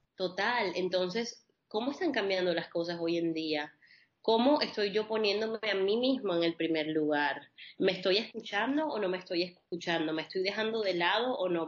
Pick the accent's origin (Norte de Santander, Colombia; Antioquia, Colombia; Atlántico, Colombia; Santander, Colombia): Atlántico, Colombia; Barranquilla; colombo-libanesa, nacida en la costa caribe colombiana, en Barranquilla, y siempre crecí en un hogar mixto